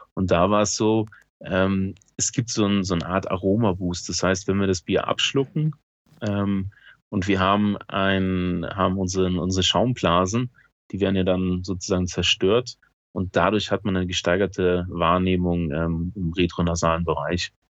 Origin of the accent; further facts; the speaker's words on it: Eifel, near Bitburg, Rhineland-Palatinate, Germany; ich komme ja aus der Eifel, also äh, ich bin zehn Kilometer von der von Bitburg entfernt, wo eben die Bitburger Brauerei ist und ähm, habe immer als Schüler bei der Bitburger gearbeitet